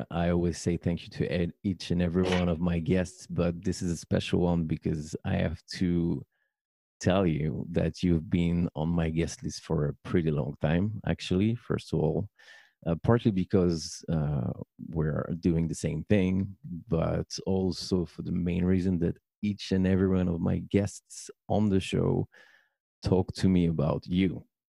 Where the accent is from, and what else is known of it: Paris, Île-de-France, France; born or raised there